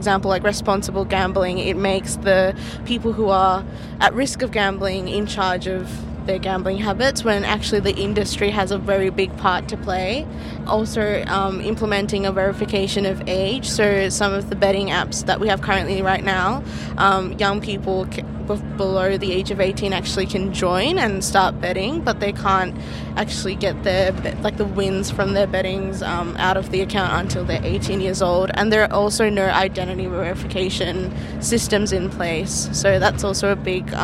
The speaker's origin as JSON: {"language": "English", "town": "Melbourne", "region": "Victoria", "country": "Australia", "said": "I'm from Hume and I'm 20 years old"}